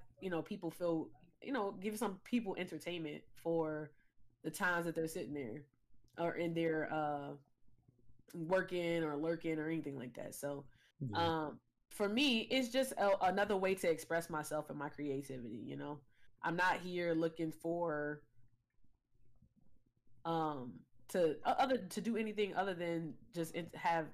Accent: Chicago, Illinois, United States; I grew up in Chicago

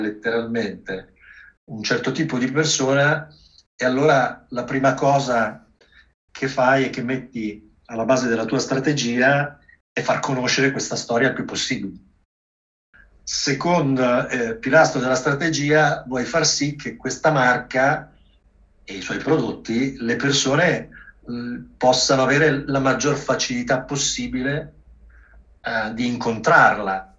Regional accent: Milan, Lombardy, Italy; io sono nato a Milano

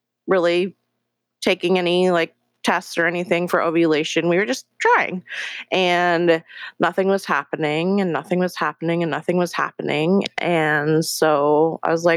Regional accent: Seattle, Washington, United States; also born or lived in Incheon, South Korea; I was adopted when I was 3 months old from Korea and brought to Seattle, Washington, where I've lived the last 35 years of my life

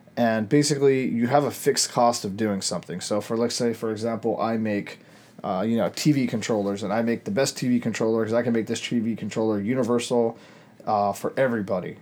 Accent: United States; As Americans

